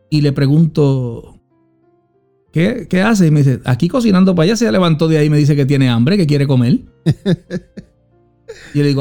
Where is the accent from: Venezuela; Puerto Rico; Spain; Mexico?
Puerto Rico; now in Allentown, United States; Soy puertorriqueño, amo a Puerto Rico, pero yo soy de Allentown.